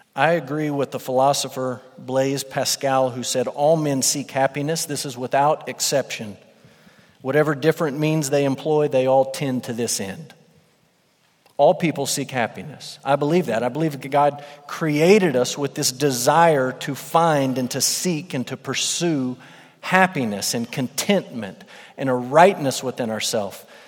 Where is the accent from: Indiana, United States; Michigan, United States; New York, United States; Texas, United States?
Texas, United States; West; moved away; I'm from West Texas.